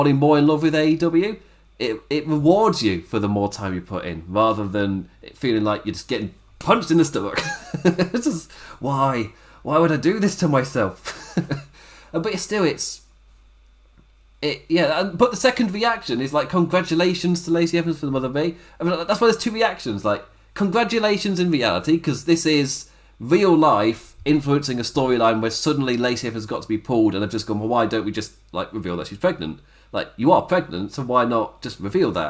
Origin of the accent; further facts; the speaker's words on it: United Kingdom; I'm British